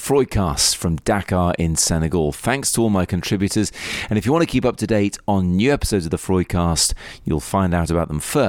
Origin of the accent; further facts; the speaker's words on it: United Kingdom; It happens in the UK, where I'm from.